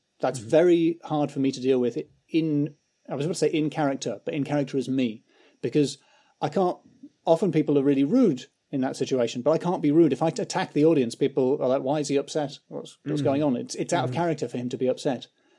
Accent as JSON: {"language": "English", "region": "England", "country": "United Kingdom", "said": "Because I'm English."}